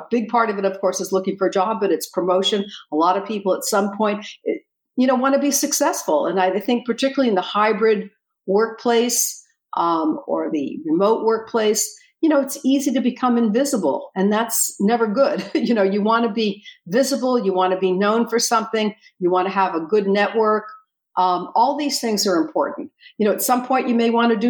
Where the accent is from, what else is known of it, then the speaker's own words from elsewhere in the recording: Miami, Florida, United States; moved away as an adult; also born or lived in Seattle, Washington; my hometown was Miami, Florida